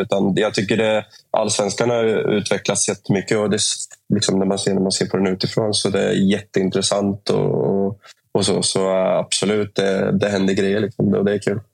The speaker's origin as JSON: {"language": "Swedish", "town": "Norrköping", "region": "Östergötland", "country": "Sweden", "tie": "born or raised there", "also_born_or_lived": "Gdańsk, Poland / Uppsala", "moved": "as an adult", "said": "när jag flyttade från Norrköping för första gången i mitt liv. Jag har liksom bott där hela livet."}